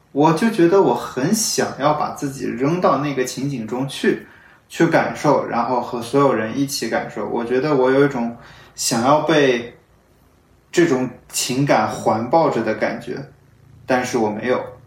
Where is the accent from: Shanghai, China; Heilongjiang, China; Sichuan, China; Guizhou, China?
Shanghai, China; moved away; 我是用这种模式和这个地方我的家乡产生连接